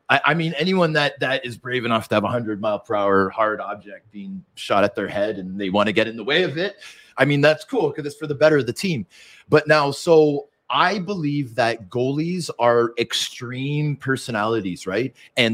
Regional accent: Vancouver, British Columbia, Canada; born there; And I was born in Vancouver.

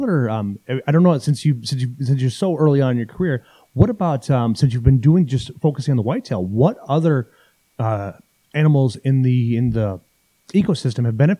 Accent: Iowa and southern Minnesota, United States; I grew up in Iowa and in southern Minnesota

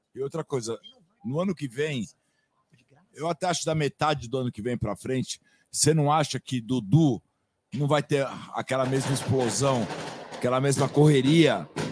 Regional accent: Brazil; moved away as an adult; Como bom brasileiros

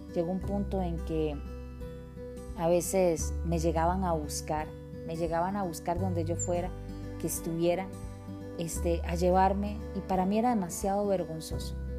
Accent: Costa Rica; vivía en un país tropical, Costa Rica

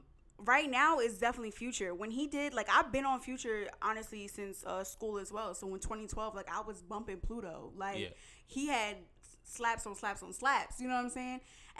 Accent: New Jersey, United States; also born or lived in New York; I'm straight from the East Coast, born and raised. Mm-hmm. I'll rip it till I die. No, let me stop. But now I'm from the Tri-State, originally born in Jersey. All my family's from New York, Brooklyn to be exact.

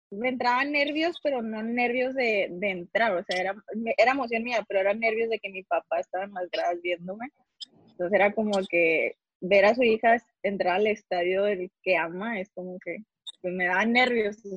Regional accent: Nuevo León, Mexico; Sí, soy regia.

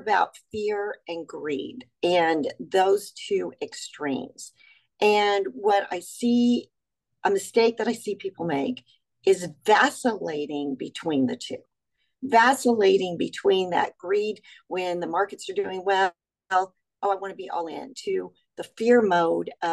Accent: Texas, United States; I grew up in Texas

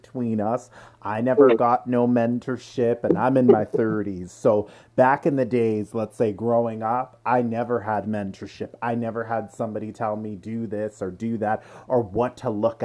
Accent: Durham Region, Ontario, Canada; also born or lived in Pickering, Ontario / Ajax, Ontario; I grew up in Durham region myself, too. I went to school up there. I grew up in Pickering. I grew up in Ajax.

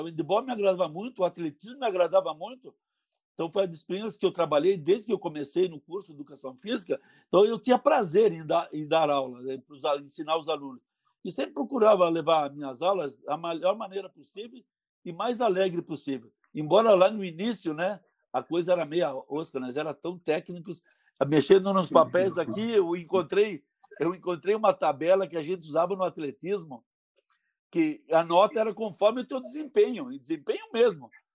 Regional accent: Bento Gonçalves, Rio Grande do Sul, Brazil; now in Caxias do Sul, Brazil; eu, sou de Bento Gonçalves. Quando eu vim morar em Caxias

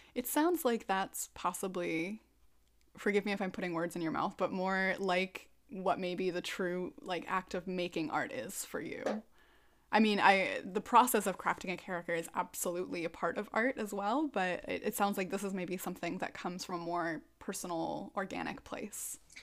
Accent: Minnesota, United States; I'm a Minnesotan

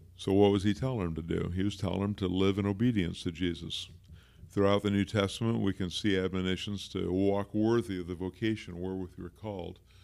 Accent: Pacific Northwest, United States; also born or lived in Bryan, Texas; I've lived in the Pacific Northwest for the whole rest of my life

